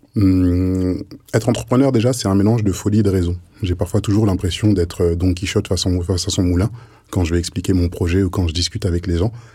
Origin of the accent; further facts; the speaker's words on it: France; je suis né ici, j'ai mon histoire en France